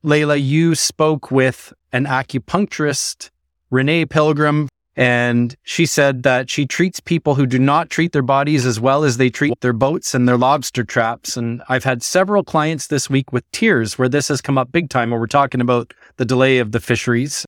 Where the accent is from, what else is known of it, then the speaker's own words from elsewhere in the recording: Ottawa, Ontario, Canada; now in Newfoundland and Labrador, Canada; as Newfoundlanders, and I grew up in Ottawa